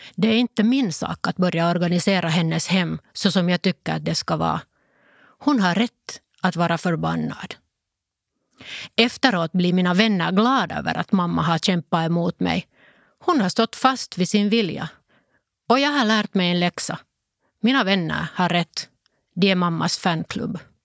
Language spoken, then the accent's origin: Swedish; Lohja, Uusimaa, Finland; first language Finnish; Swedish is a second language; Vi var en vanlig familj som bodde i Lojo.